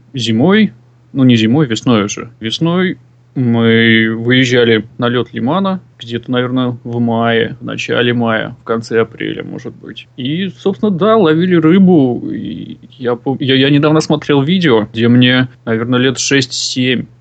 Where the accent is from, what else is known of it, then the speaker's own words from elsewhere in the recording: Chukotka Autonomous Okrug, Russia; moved away; родом я с Чукотского автономного округа